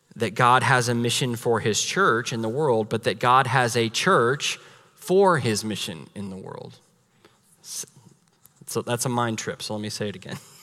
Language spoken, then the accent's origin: English; United States